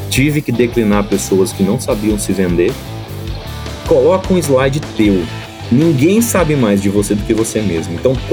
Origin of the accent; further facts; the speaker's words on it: Espírito Santo, Brazil; é impossível descobrir que eu sou capixaba, né? Mas sou natural do Espírito Santo